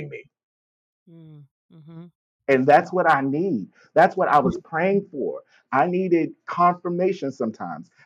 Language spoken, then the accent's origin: English; Baltimore, Maryland, United States; I'm from Baltimore.